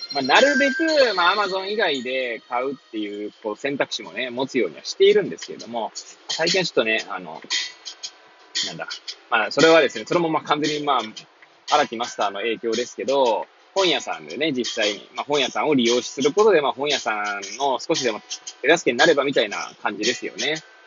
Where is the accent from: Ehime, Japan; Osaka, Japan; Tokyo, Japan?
Tokyo, Japan; Hachioji; moved away as an adult; now in Kamaishi, Japan; 八王子生まれ、八王子育ち。震災の前の年から、釜石で働く